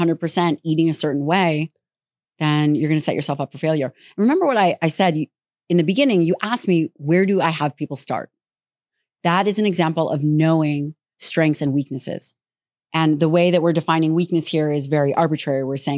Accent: Las Vegas, Nevada, United States

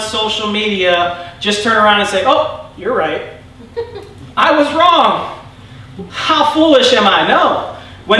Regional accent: United States; I'm American

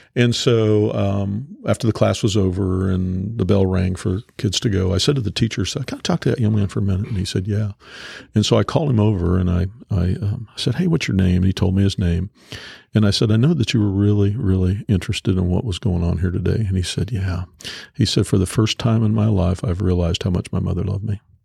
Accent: Topeka, Kansas, United States; I grew up in North Topeka, you know, where we are

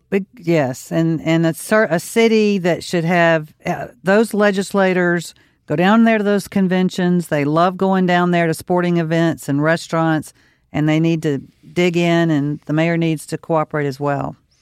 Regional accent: Mississippi, United States; now in Louisiana, United States; I grew up in Mississippi. It's rural area.

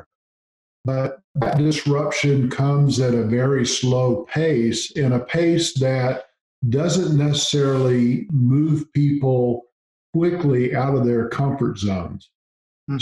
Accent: Gulf Coast, United States; I grew up on the Gulf Coast.

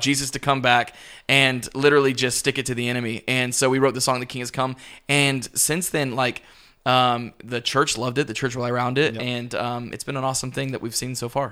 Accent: Pensacola, Florida, United States; now in Tampa, United States; I'm originally from Pensacola, Florida

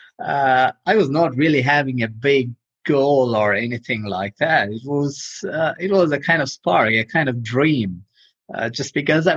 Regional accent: India; moved away as an adult; also born or lived in Europe; I'm from India. I left India a few years ago. I got trained as an architect in India

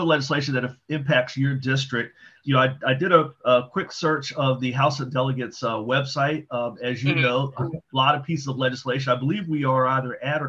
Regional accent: Fort Washington, Maryland, United States; moved away as an adult; now in Howard County, United States; I was raised in South Prince George's County. I'm a Fort Washington guy.

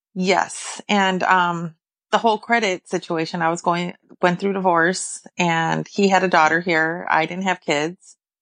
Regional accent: California, United States; moved away as an adult; now in Illinois, United States; I'm from California, born and raised.

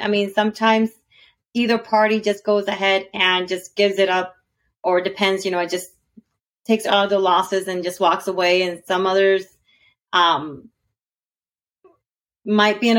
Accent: Texas, United States; born there; also born or lived in Alabama / California / Puerto Rico / South America; now in Georgia, United States; I was born in Texas. I lived in Alabama. I lived in California. I lived in Puerto Rico. I lived in South America. I lived in North Dakota. Now I'm basically I'm staying here in Georgia forever.

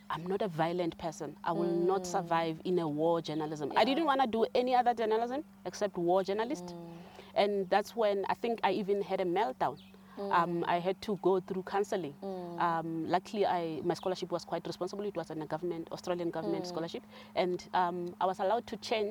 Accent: South Africa; moved away as an adult; also born or lived in Johannesburg / Cape Town; I'm from Kwakwa, so I'm always biased towards rural areas

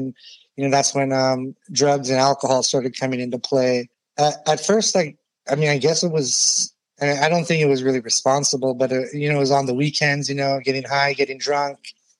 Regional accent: Ohio, United States; born there; I was born in Ohio to immigrant parents from Iran.

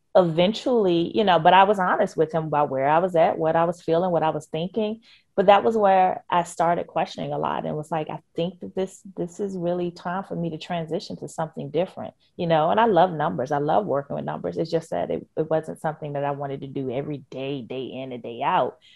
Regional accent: Richmond, Virginia, United States; I'm a born and raised Richmonder, you know, that, that's my hometown.

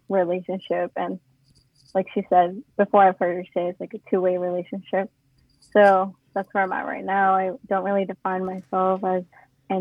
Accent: Auburn, California, United States; I was born and raised in Auburn

